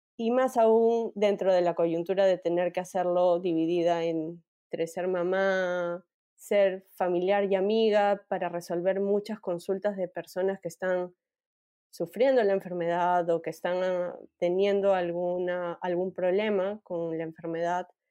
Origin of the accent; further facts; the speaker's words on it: Peru; Soy peruana, más peruana